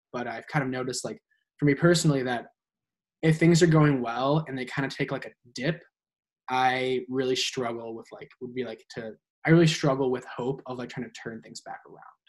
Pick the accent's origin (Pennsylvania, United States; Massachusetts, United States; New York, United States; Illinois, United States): Illinois, United States; Naperville; I hail from Naperville, Illinois, um, which is a far western suburb of Chicago